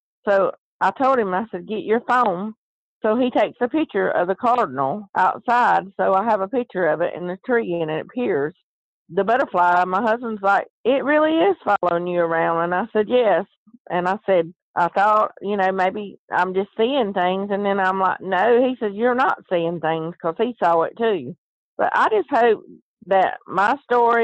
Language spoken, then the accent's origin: English; the South, United States; accent: Southern; I'm from the South, and I talk Southern